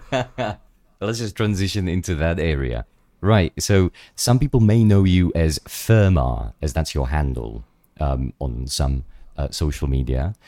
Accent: Czechia; moved away; also born or lived in London; we're both from the Czech Republic.

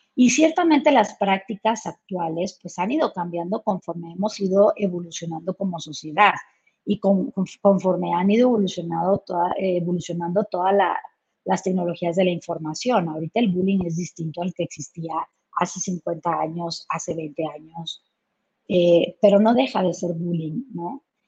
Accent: Chihuahua, Mexico; yo soy originaria de Chihuahua y pues estamos pegados a Estados Unidos

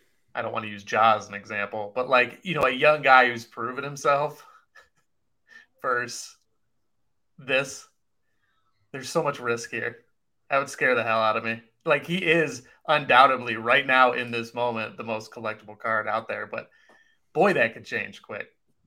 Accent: Cleveland, Ohio, United States; And I'm from Cleveland. I grew up during all of that.

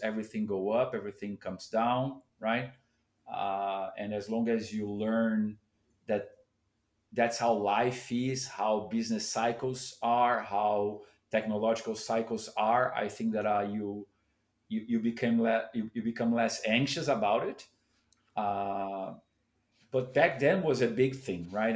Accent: São Paulo, Brazil; I grew up in Sao Paulo

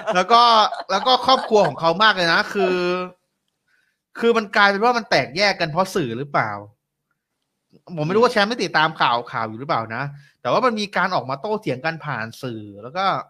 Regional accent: Bangkok, Thailand; also born or lived in Nakhon Ratchasima; ผมเนี่ยเป็นคนกรุงเทพนะแต่ว่าผมมีโอกาสได้ไปเรียนอยู่ที่โคราช

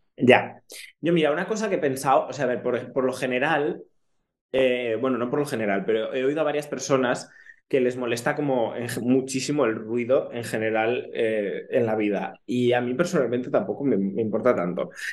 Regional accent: Ponferrada, Castile and León, Spain; moved away as an adult; now in Barcelona, Spain; conciertos de grupos que me gustan allí, en mi pueblo, era imposible. O sea, eh, en Ponferrada

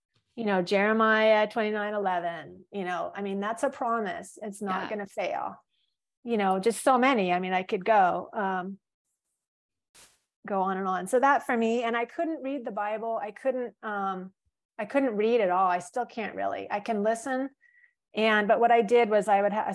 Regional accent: California, United States; also born or lived in Florida; now in Hawaii, United States; I grew up in California

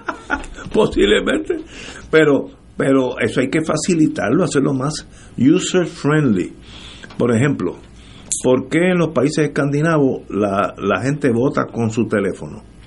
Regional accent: Puerto Rico; todos somos boricuas

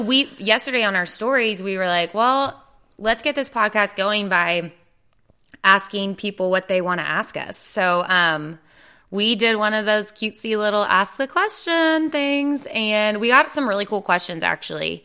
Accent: Dallas, Texas, United States; moved away as an adult; now in Wilmington, United States; I moved to Wilmington, North Carolina about four and a half years ago. I'm from Dallas, Texas.

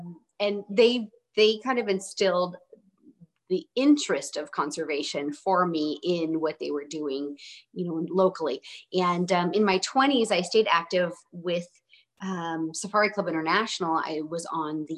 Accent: Oregon, United States; So I grew up in Oregon. I still live in Oregon

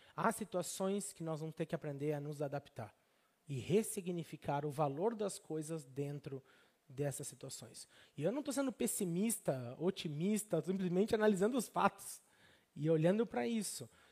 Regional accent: Brazil; moved away as an adult; eu era brasileiro

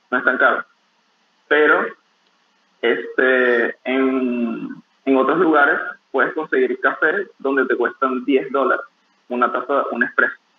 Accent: Venezuela; moved away as an adult; also born or lived in Peru; now in Dubai, United Arab Emirates; yo soy de, de, Venezuela.

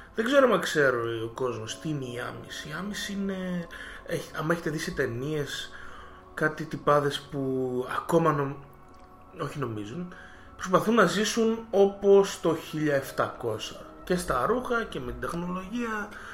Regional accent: Greece; εμείς σαν Έλληνες που είμαστε μια χώρα της Ανατολής

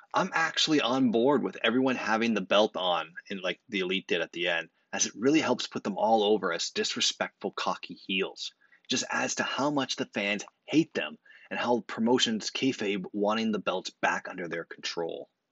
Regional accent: Canada; As a Canadian

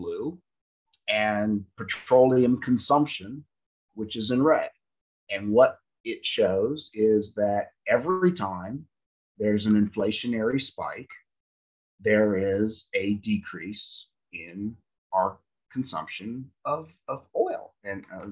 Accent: United States; I'm an American

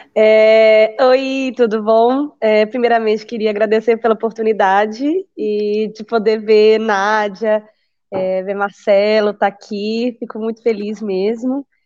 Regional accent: Brazil; moved away as an adult; Essa sou eu, brasileira, atravessando continentes

